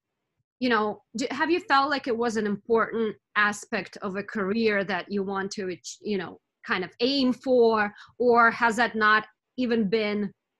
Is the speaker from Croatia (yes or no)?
no; Russia; moved away; I'm from Russia originally